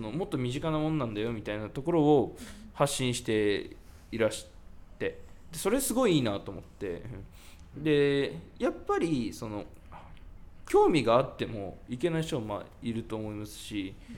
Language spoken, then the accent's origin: Japanese; Yamanashi, Japan; 僕はその山梨出身なんですけど